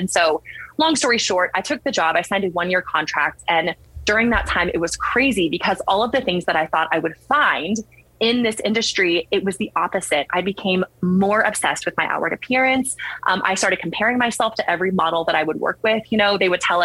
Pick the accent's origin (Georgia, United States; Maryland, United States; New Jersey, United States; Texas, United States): Texas, United States; San Antonio; I'm from San Antonio